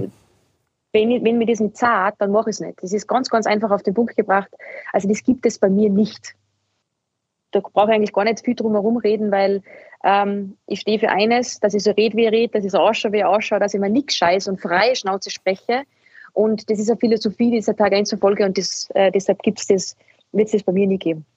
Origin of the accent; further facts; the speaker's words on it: Salzburg, Austria; now in Vienna, Austria; ich bin aus Salzburg, das heißt, ich werde immer ein Dirndl von Salzburg bleiben